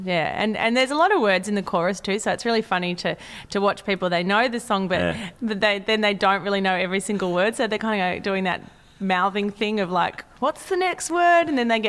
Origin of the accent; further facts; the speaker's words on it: Sydney, New South Wales, Australia; accent: Australian; you know, my accent is Australian. Mm. You know, I don't. It's not even Sydney accent now. It's kind of like, where did I grow up? I don't know.